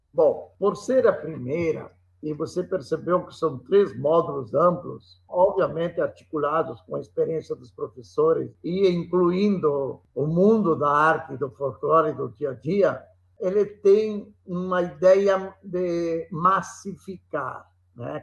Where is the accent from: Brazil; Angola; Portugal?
Brazil; Somos brasileiros